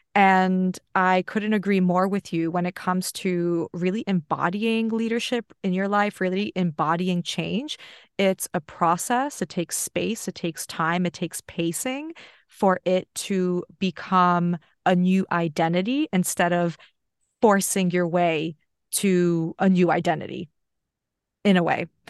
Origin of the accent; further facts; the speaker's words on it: United States; now in Australia; I grew up in America